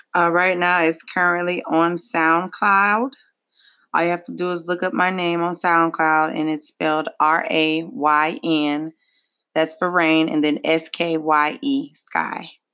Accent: Pontiac, Michigan, United States; now in Memphis, United States; I am originally from Pontiac, Michigan. I do reside here in Memphis, Tennessee

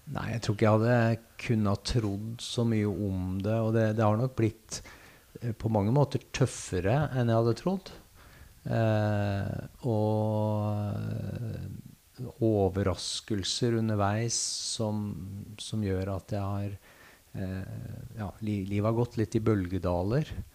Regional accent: Gjøvik, Innlandet, Norway; moved away; jeg er født og oppvokst på Gjøvik.

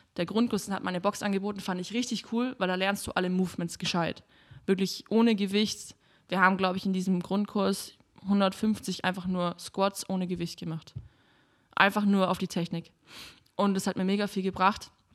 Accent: Kempten, Bavaria, Germany; now in Berlin, Germany; Ich komme aus Kempten eben, das ist in den Bergen direkt

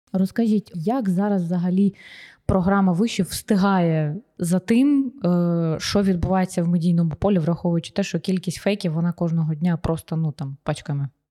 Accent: Sloviansk, Donetsk Oblast, Ukraine; я сама зі Сходу, зі Слов'янська

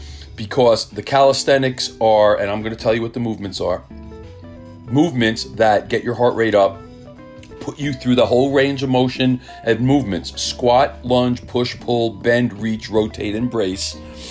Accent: Millburn, New Jersey, United States; I grew up in Milburn

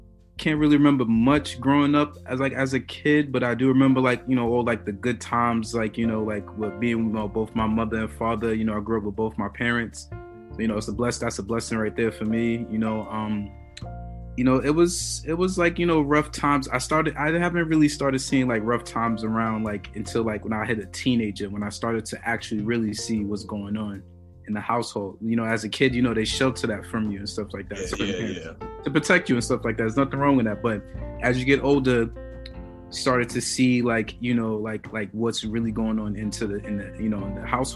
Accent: New York City, New York, United States; I'm from Brooklyn, New York, man. You know, Crown Heights originally, that's why I had, my stomping grounds on that side

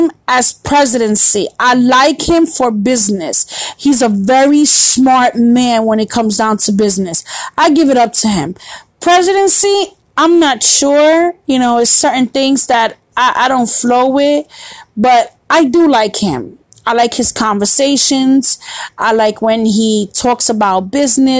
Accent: New York City, New York, United States; now in Florida, United States; I'm from New York. Born and raised.

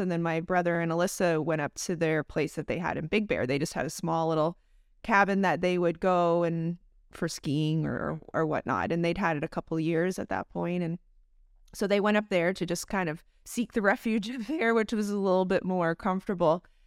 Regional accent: London, Ontario, Canada; moved away; I grew up in London, Ontario, Canada.

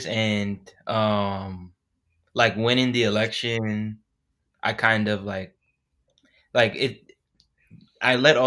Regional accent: New York City, New York, United States; moved away; also born or lived in Washington, D.C.; I'm originally from Queens, New York

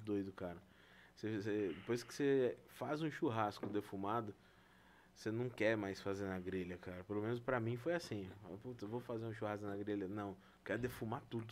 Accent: Brazil; nós somos brasileiros

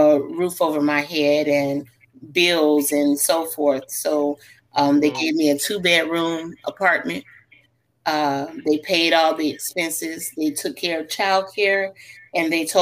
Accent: Illinois, United States; I am originally from Illinois

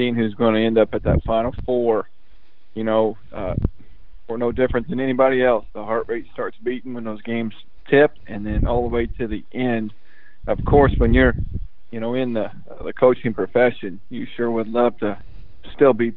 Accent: Lebanon, Indiana, United States; moved away as an adult; also born or lived in Paoli, Indiana / Brownsburg, Indiana / Missouri; now in Kentucky, United States; I did grow up in Indiana, in my hometown, where I learned and went to elementary, middle school, and my freshman year of high school was Lebanon, Indiana

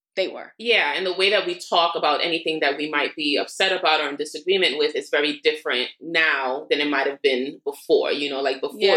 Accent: New York City, New York, United States; also born or lived in Queens; I'm from Brooklyn born and raised and everything, except I go to sleep in Queens and I currently live in Queens

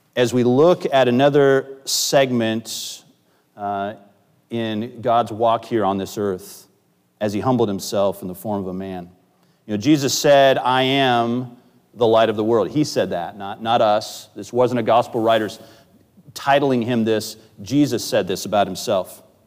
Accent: Northwest, United States; moved away; I grew up in the Northwest.

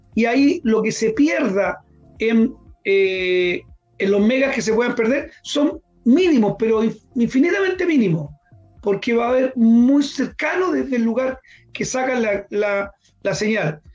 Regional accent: Linares, Maule, Chile; yo soy oriundo de Linares, nací allá

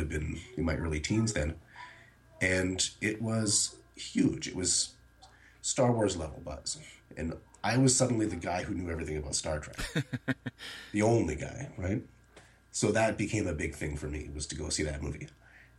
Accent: Canada; But born and raised in Canada

